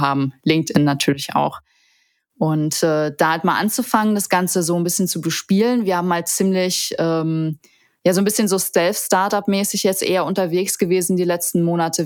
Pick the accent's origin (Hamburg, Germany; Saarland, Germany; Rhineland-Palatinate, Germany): Saarland, Germany; moved away as an adult; also born or lived in Seoul; now in Düsseldorf, Germany; Ich bin ursprünglich Saarländerin